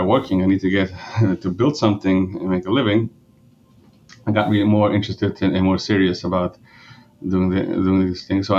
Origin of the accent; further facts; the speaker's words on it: Monroe, New York, United States; first language Yiddish; English is a second language; So I grew up in upstate New York. I mean, it's in a Jewish community. It's actually in Monroe